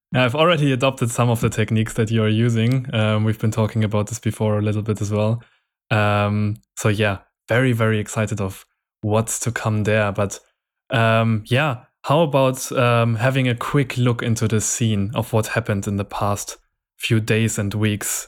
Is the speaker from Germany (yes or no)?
yes; Nuremberg, Bavaria, Germany; in my hometown, there's also a music festival happening every year, which is quite big. Um, in, it's a German festival called, um, Rock im Park